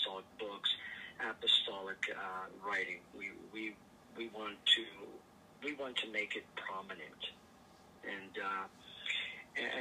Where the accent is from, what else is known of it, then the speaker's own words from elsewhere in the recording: Vancouver, British Columbia, Canada; also born or lived in Portugal; I was born in Portugal, and our family immigrated to Canada, Vancouver, British Columbia, where I was raised